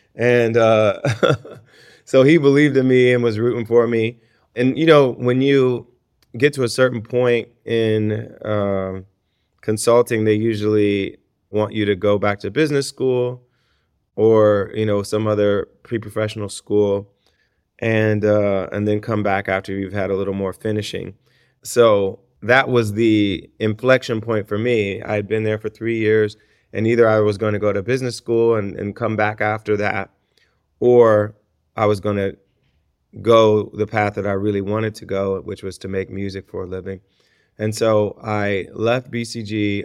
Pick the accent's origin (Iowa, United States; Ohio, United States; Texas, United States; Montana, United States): Ohio, United States; my home state of Ohio